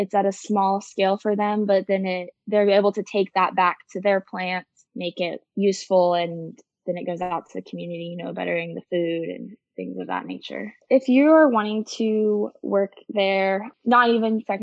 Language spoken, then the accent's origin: English; Eaton, Colorado, United States; moved away as an adult; now in Stillwater, United States; I am originally from Eaton, Colorado